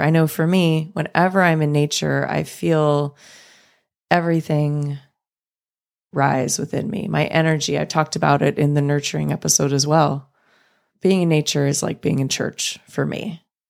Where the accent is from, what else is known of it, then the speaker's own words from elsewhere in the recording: Los Angeles, California, United States; watching the Lakers with my dad growing up in Los Angeles